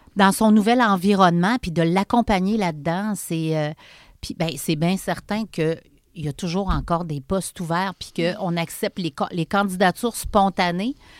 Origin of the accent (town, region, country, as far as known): Charny, Quebec, Canada; born or raised there; also born or lived in Montreal